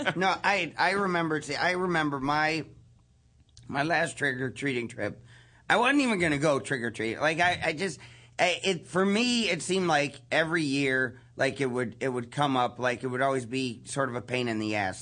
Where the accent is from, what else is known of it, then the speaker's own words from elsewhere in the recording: East Liverpool, Ohio, United States; also born or lived in Canton, Ohio; I'm originally from East Liverpool, Ohio, but we lived in Canton, Ohio until I was nine.